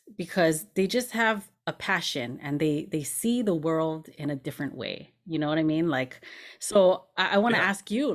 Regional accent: Hawaii, United States; I'm from Hawaii

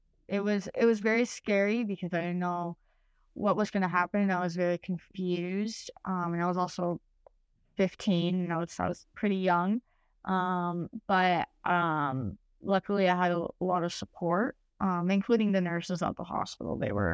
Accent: Chicago, Illinois, United States; born there; also born or lived in Uruguay; Okay, so I was born in Chicago. My mom is from Uruguay, South America, and my dad's from Romania. I lived in Chicago up until I was 7, and then I moved to Uruguay

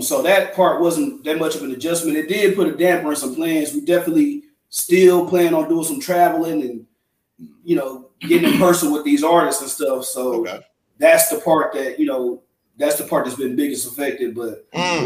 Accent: Fort Worth, Texas, United States; born or raised there

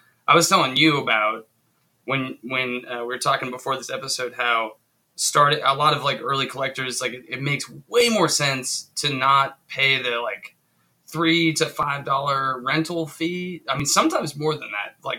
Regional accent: Spokane, Washington, United States; I grew up here in Spokane

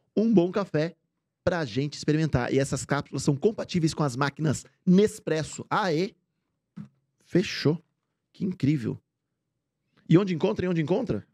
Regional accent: Bragança Paulista, São Paulo, Brazil; eu sou do interior de São Paulo, de Bragança Paulista

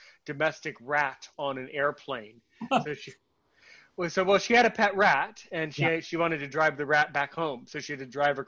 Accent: United States; I'm American

